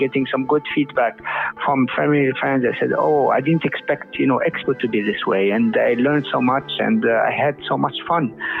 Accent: Tunisia; also born or lived in United States; now in United Arab Emirates; I'm Tunisian American. I lived in quite a long part of my life in the US, and then here in UAE lately.

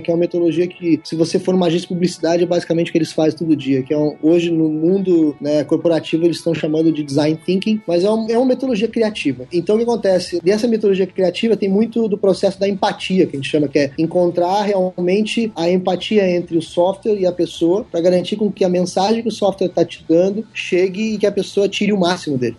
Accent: southern Brazil, Brazil; also born or lived in New Zealand; Eu sou aqui do sul do Brasil

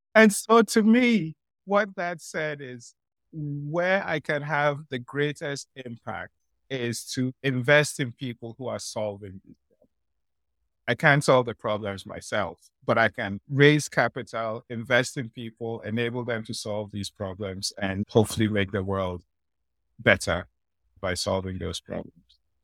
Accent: Nigeria; moved away; also born or lived in Ghana; I grew up, I come from Ghana, I grew up in Nigeria

